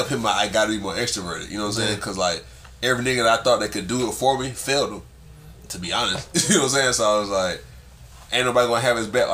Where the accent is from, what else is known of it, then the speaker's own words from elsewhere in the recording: Columbus, Georgia, United States; I'm from Columbia, Georgia